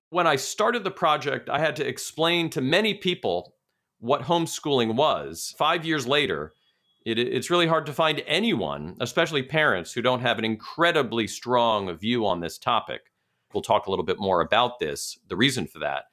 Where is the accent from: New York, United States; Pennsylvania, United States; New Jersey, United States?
New York, United States; New York City; my hometown, Brooklyn, New York